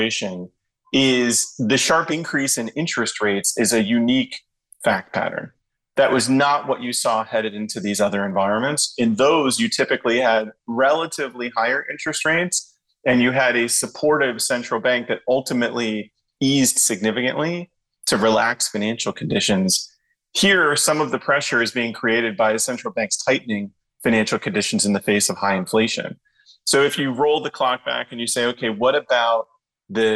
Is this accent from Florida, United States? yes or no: yes; Miami, Florida, United States; my hometown it's an interesting one. It's Miami, Florida